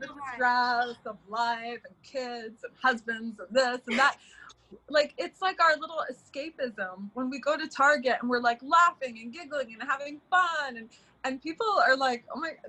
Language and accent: English; London, United Kingdom; also born or lived in Florida, United States; I grew up between London and Florida, even though I'm from the Middle East, and we went to school together in London